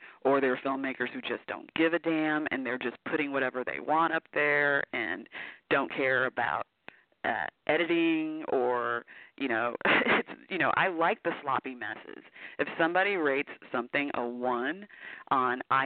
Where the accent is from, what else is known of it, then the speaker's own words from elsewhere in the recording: Houston, Texas, United States; now in Portland, United States; I'm originally from Houston, Texas, but I now live in lovely Portland, Oregon.